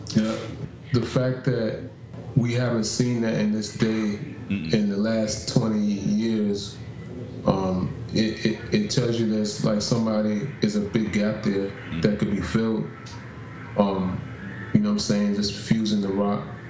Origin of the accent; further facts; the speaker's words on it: New York City, New York, United States; I was in the Bronx because I'm from New York.